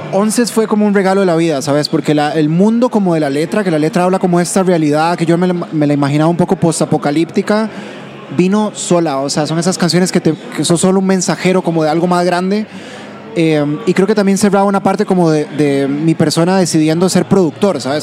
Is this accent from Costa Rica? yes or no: yes; Heredia, Costa Rica; Los dos somos de Heredia